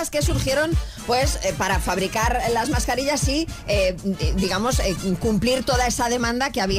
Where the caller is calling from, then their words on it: León, Castile and León, Spain; Buenos días, Anda desde León.